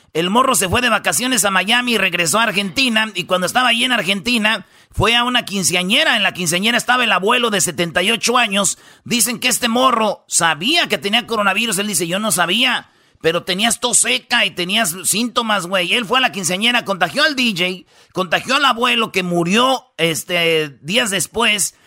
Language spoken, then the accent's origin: Spanish; Jiquilpan, Michoacán, Mexico; en Jiquilpan, Michoacán, fíjate ahí donde yo nací.